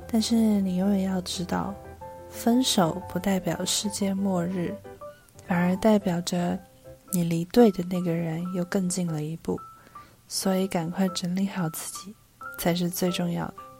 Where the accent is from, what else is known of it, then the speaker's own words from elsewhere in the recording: Taipei, Taiwan; 一个土生土长却常常被误认为是不会讲中文的台北人